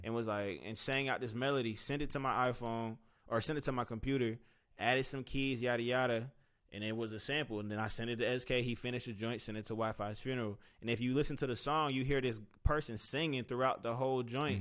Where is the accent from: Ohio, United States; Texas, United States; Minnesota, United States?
Ohio, United States; Cincinnati; moved away as an adult; now in Atlanta, United States; I was from Cincinnati